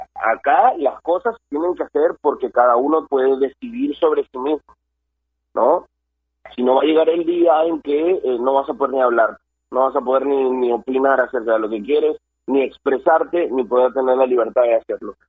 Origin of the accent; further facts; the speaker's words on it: Peru; a nosotros como peruanos